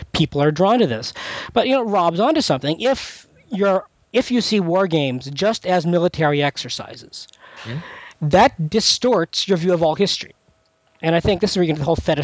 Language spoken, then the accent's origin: English; Canada; now in United States; I'm Canadian